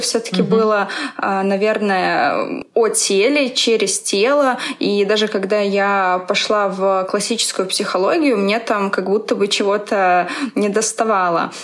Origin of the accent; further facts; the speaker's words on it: Belarus; moved away as an adult; also born or lived in Minsk, Belarus; now in Moscow, Russia; Я тоже из Беларуси